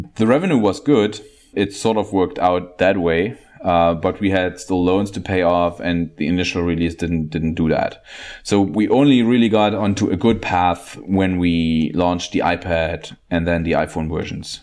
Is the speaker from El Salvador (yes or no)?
no; Germany; I'm from Germany